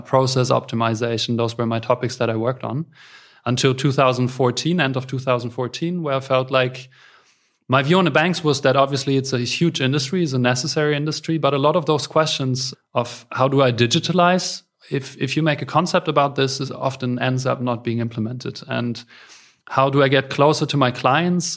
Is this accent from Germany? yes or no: yes; Berlin, Germany; I'm, uh, born and raised in Berlin